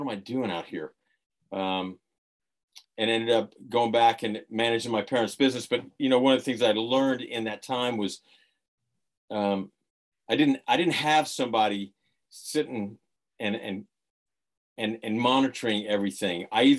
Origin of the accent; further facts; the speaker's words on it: Florida, United States; So mainly grew up in Florida.